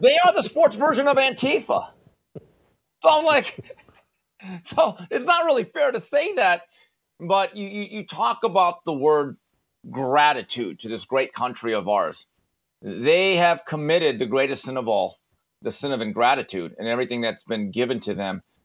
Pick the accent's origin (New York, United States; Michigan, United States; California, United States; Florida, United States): California, United States; Valencia; as a young person growing up in Valencia, California